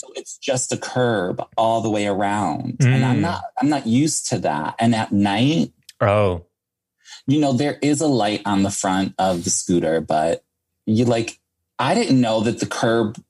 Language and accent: English; New York City, New York, United States; now in Los Angeles, United States; I'm a New Yorker